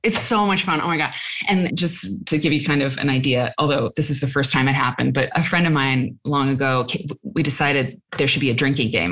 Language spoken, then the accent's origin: English; Iowa, United States; when we were growing up in Iowa